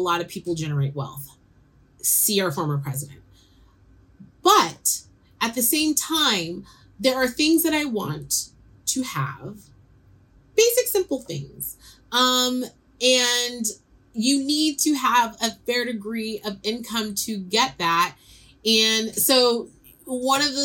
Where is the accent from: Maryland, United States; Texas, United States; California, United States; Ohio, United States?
California, United States; San Francisco; I'm growing up in San Francisco